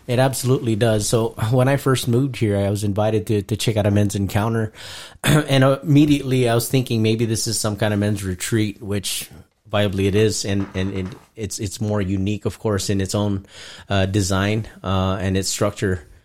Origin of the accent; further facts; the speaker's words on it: Guam; moved away; also born or lived in Philippines; that's actually where I was conceived and raised